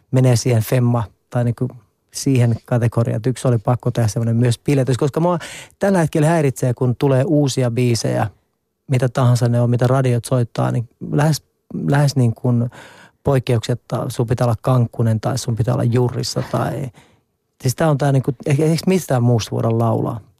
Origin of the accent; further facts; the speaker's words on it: Nurmijärvi, Uusimaa, Finland; Mä oon itse asiassa vielä enemmän äh, kylien mies. Mä oon tuolta Nurmijärveltä kotoisin